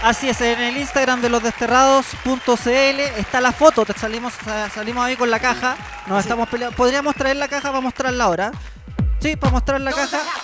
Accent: Chile; como somos los chilenos

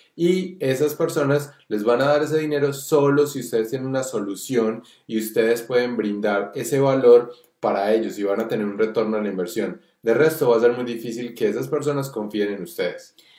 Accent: Colombia; nosotros que somos colombianos

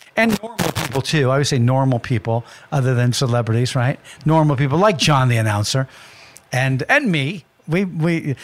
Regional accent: California, United States; I was from California

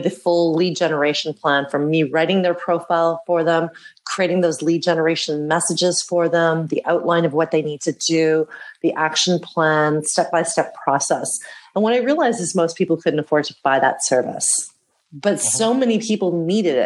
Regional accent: Canada; moved away as an adult; now in Amsterdam, Netherlands; I was born and raised in Canada

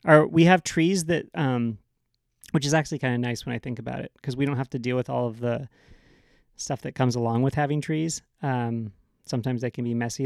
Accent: Seattle, Pacific Northwest, United States; now in California, United States; I grew up in the Pacific Northwest

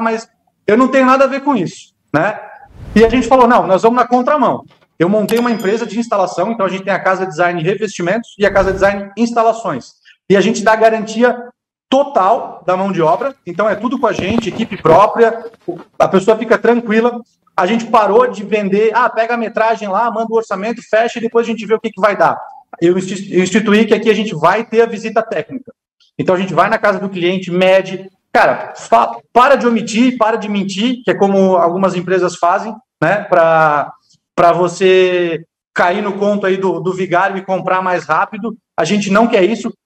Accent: Blumenau, Santa Catarina, Brazil; Eu sou de Blumenau, uma cidade alemã

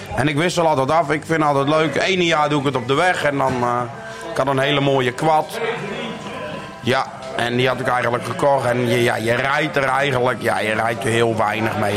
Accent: IJsselstein, Utrecht, Netherlands; 28 jaar, kom uit IJsselstein

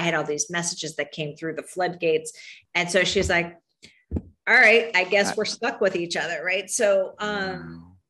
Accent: Miami, Florida, United States; now in Chicago, United States; I grew up in Miami

